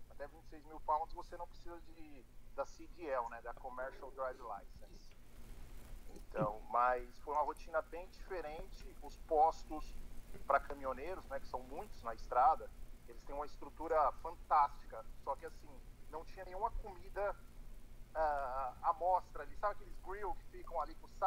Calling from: Massachusetts, United States; Eu tô em Massachusetts.

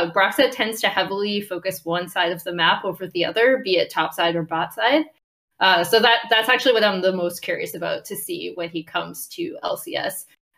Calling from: Venice, California, United States; I'm calling from Venice, California.

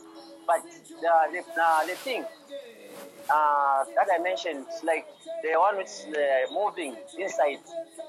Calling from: Copperbelt Province, Zambia; I'm calling from Zambia.

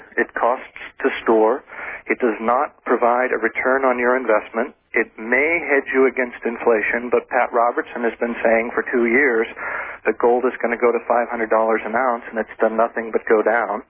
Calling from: Ofterschwang, Bavaria, Germany; From Aufteschwang in Germany, which is very near the Austrian border.

